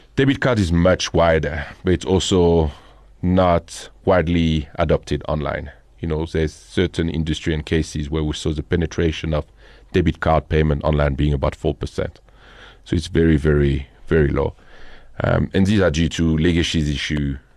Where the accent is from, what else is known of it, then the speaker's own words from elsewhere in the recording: Boulogne-sur-Mer, Hauts-de-France, France; accent: French; English is a second language; moved away as an adult; now in South Africa; I'm originally from the north of France, which is a kind of an interesting story. I don't know if you're familiar with a city called Boulogne-sur-Mer.